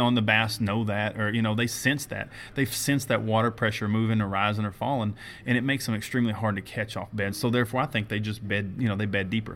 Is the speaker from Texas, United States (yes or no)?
yes; Lake Fork, Texas, United States; I grew up on Lake Fork